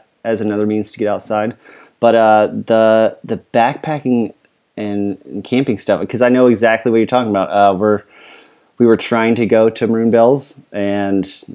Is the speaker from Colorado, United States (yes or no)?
yes; Florence, Colorado, United States; also born or lived in the South; now in Virginia, United States; mostly southern Colorado, kind of around Florence